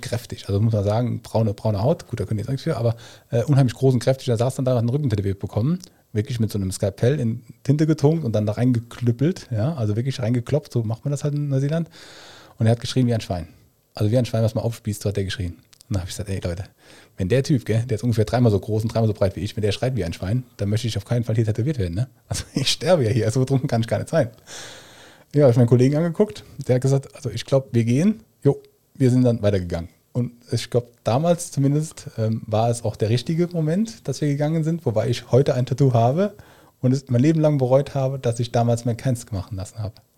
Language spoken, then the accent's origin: German; Germany; moved away as an adult; also born or lived in Hamburg / Australia; ich bin Koch, ich bin Deutscher